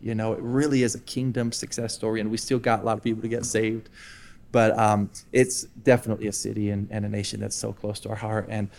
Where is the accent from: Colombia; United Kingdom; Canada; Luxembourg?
Colombia; also born or lived in Iowa, United States; So I was born in Iowa, got out of there as quick as I could. And I was raised actually here in Colombia. So for 20 years of my life, you know, mom and dad came down here and planted a church.